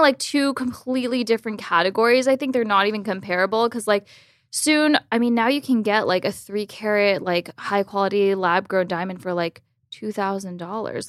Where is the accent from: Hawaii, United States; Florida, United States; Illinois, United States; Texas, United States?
Florida, United States; Miami Beach; grew up in Miami Beach, Florida